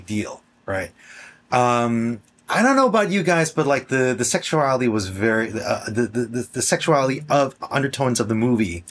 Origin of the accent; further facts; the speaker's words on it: New Jersey, United States; growing up in Jersey with bootleg cable